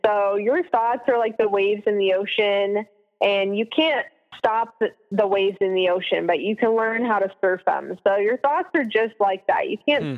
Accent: Alaska, United States; moved away; growing up in Alaska

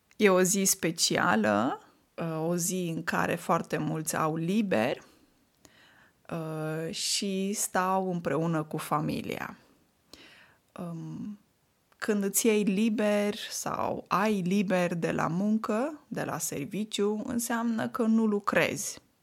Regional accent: Moldavia, Romania; first language Romanian; moved away; Vin din Moldova

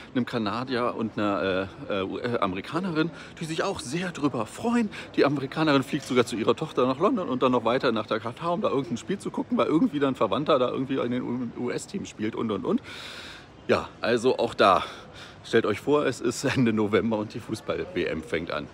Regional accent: Germany; Bei uns in Deutschland

